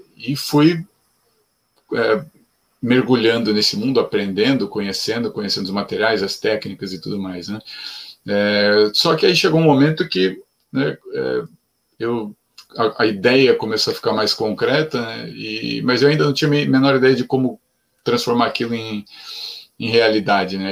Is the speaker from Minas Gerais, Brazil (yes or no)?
no; São Paulo, Brazil; nasci em São Paulo, cresci em, em ambiente de cidade